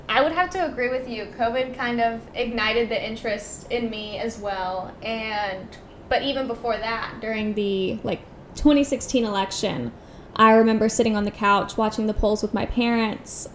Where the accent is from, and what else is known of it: United States